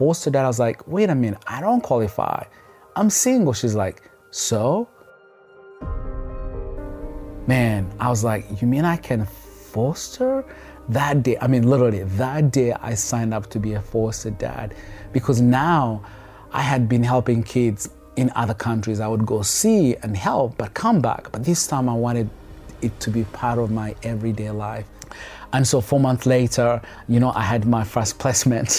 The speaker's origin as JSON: {"language": "English", "town": "Kampala", "country": "Uganda", "tie": "born or raised there", "moved": "as an adult", "lives_now": "United States", "said": "kids on the streets of Kampala, but he didn't walk away, but he wanted to do something. And he happened to help one, and that one happened to be me"}